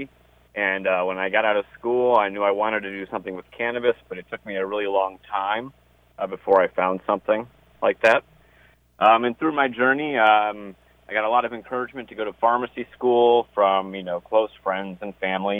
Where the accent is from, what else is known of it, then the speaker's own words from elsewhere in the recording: Ohio, United States; moved away as an adult; also born or lived in Cleveland, Ohio; now in Maryland, United States; I'm from Ohio originally